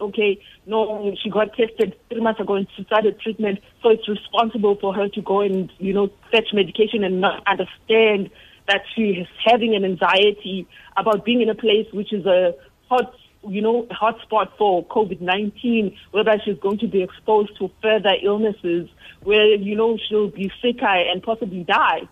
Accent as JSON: {"language": "English", "region": "Eastern Cape", "country": "South Africa", "tie": "born or raised there", "said": "I was born in Eastern Cape."}